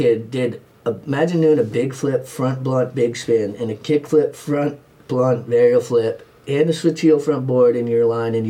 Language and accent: English; East Coast, United States; I grew up in the East Coast ocean, so I'm a strong swimmer.